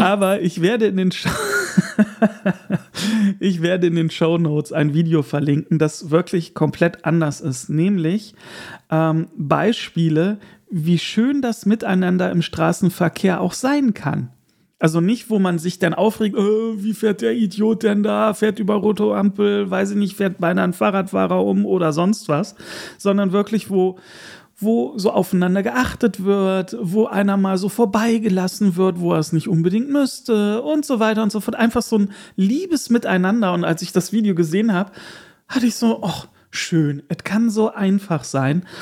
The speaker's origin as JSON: {"language": "German", "town": "Erkelenz", "region": "North Rhine-Westphalia", "country": "Germany", "tie": "born or raised there", "also_born_or_lived": "Hamburg", "moved": "yes", "said": "als kleines Kind auf der Erkelenzer Kirmes"}